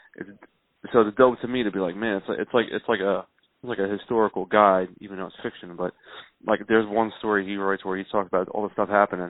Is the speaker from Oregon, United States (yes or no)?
no; Philadelphia, Pennsylvania, United States; I'm from South Philly and in South Philly when I was growing up in the late 80s early 90s